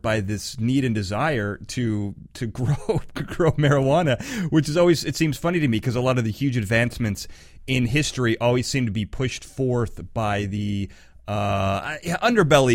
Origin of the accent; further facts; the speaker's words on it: California, United States; I'm from California